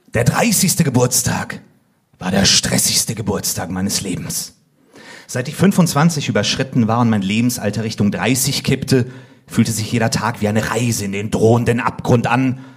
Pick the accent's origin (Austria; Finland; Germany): Finland; ich bin auch Finne.